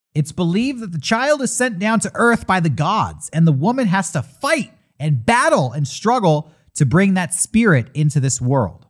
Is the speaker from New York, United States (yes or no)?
no; San Diego, California, United States; I grew up here in San Diego